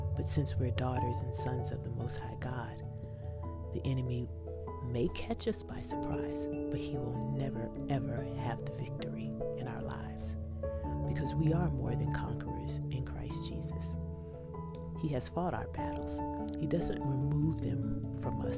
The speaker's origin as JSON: {"language": "English", "region": "Texas", "country": "United States", "said": "I'm from Texas, so I use y'all"}